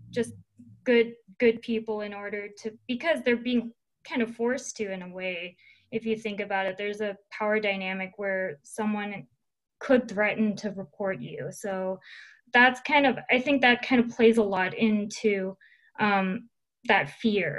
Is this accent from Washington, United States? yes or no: yes; Seattle, Washington, United States; I'm from Seattle